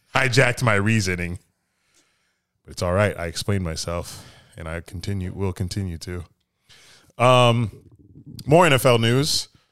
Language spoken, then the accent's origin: English; Florida, United States; we're from Florida